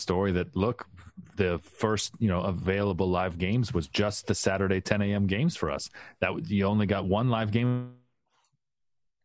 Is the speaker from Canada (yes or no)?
yes; Canada; as a Canadian viewer